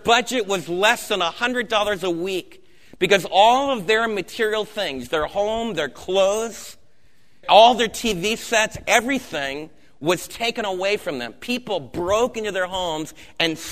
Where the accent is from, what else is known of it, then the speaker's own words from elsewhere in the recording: United States; as American believers